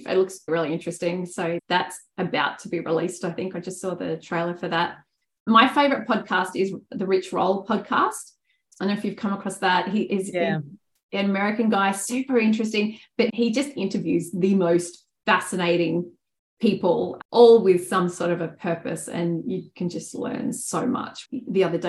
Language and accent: English; Australia; as an Australian